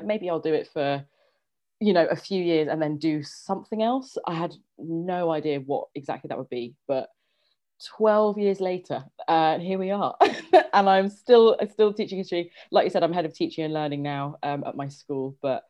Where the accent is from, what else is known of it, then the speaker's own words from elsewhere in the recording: London, United Kingdom; I grew up in Northwest London, like many of us did.